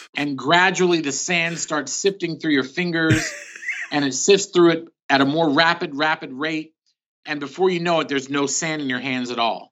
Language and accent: English; Philadelphia, Pennsylvania, United States; also born or lived in New York City; now in California, United States; I was born in New York City, but at the age of two, we moved to Philadelphia. So I consider myself more of a Philadelphian